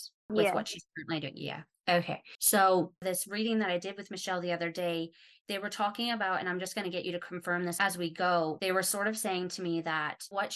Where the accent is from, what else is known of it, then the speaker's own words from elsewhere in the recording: Calgary, Alberta, Canada; now in Australia; I'm not from Calgary originally either. I was about 6 when my family moved there